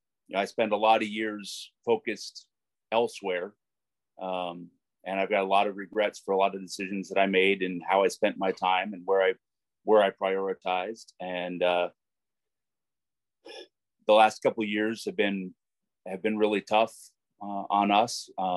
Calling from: Whitmore Lake, Michigan, United States; I am also in Michigan, in Whitmore Lake, just on the north side of Ann Arbor.

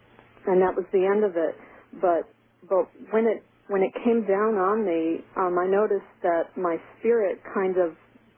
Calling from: Syracuse, New York, United States; from Syracuse, New York.

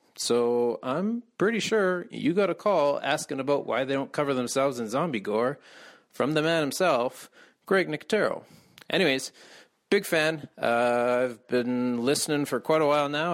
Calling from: Calgary, Alberta, Canada; I'm calling from Calgary

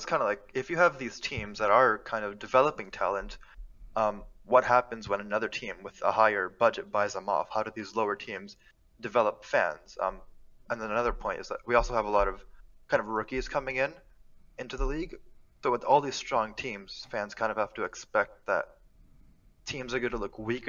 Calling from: Brooklyn, New York, United States; Hi, I'm calling from Brooklyn, New York, right now.

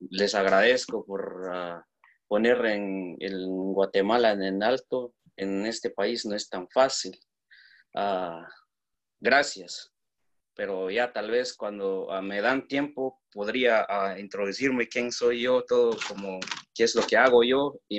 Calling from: Washington, District of Columbia, United States; ah, yo soy de Washington, D.C.

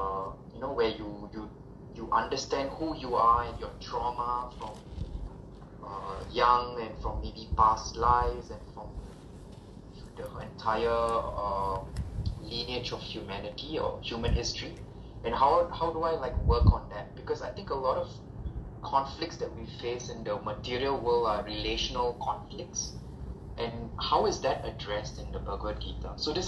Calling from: Singapore; I'm calling in from Singapore.

